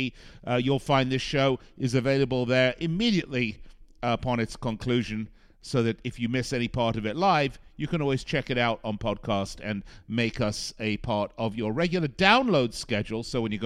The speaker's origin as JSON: {"language": "English", "town": "Las Vegas", "region": "Nevada", "country": "United States", "tie": "born or raised there", "said": "my hometown of Las Vegas."}